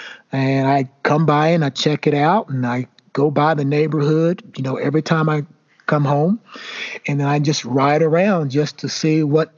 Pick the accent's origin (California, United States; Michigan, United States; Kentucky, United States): Kentucky, United States; Elizabethtown; moved away as an adult; I still love my hometown.